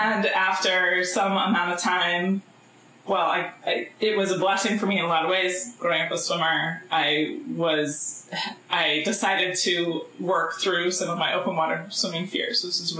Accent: Colorado, United States; moved away as an adult; also born or lived in Newport, Vermont / Boise, Idaho / Utah / Albuquerque, New Mexico; now in Southern Oregon, United States; I grew up in Colorado

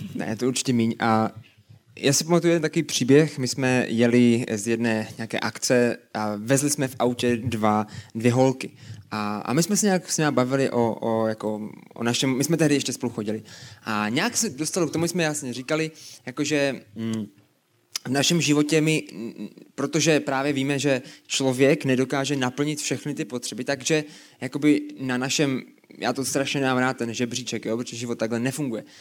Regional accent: Brno, South Moravian Region, Czechia; A pocházíme z Brna oba dva.

